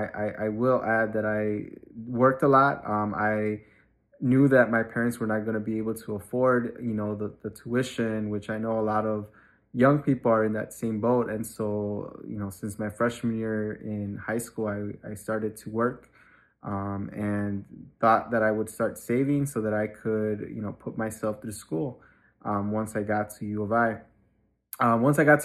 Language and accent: English; Chicago, Illinois, United States; I grew up on Chicago's Southwest Side, specifically in the Little Village community until I was in third grade.